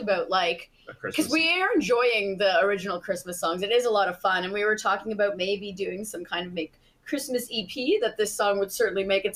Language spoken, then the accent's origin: English; East Coast of Canada, Canada; now in Toronto, Canada; I'm in Toronto right now, and I'm from the East Coast of Canada